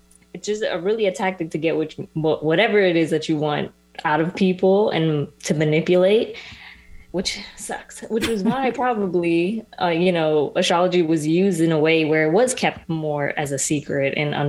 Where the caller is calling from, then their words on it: Ocala, Florida, United States; I'm …, and I'm joining you from Florida, Ocala, to be exact.